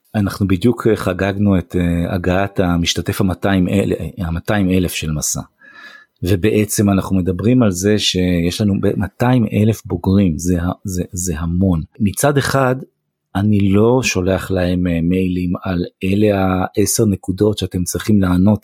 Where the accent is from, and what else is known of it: Israel; also born or lived in United States